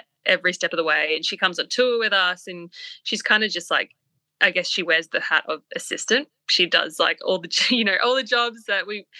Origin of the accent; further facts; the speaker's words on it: Papua New Guinea; And we grew up in Papua New Guinea, by the way.